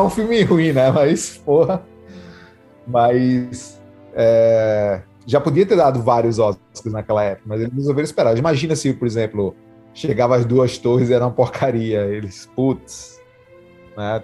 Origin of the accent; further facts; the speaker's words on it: Natal, Rio Grande do Norte, Brazil; moved away; eu fui passar as férias em Natal, que é de onde eu sou